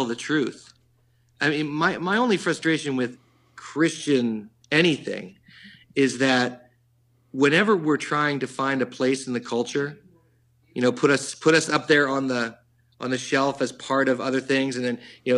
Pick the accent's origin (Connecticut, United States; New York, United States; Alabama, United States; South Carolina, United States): New York, United States; New York City; being a New Yorker and living here